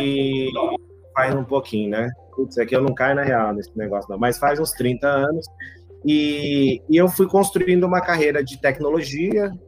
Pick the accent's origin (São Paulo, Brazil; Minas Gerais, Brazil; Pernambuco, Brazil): São Paulo, Brazil; Eu, eu nasci aqui em São Paulo